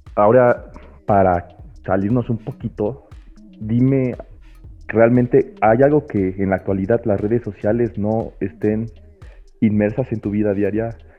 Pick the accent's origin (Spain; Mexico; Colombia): Mexico; Puebla; soy de Puebla